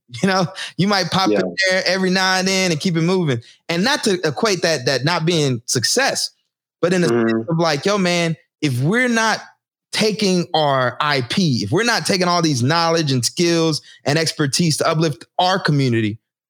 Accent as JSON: {"language": "English", "region": "Texas", "country": "United States", "tie": "born or raised there", "moved": "as an adult", "lives_now": "Newark, United States", "said": "I moved back to Newark. I didn't move back to my hometown in Texas"}